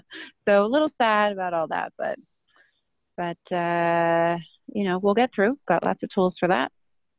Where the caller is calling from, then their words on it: Denver, Colorado, United States; Thanks for having me, Sarah. And I'm calling from Denver, where I live.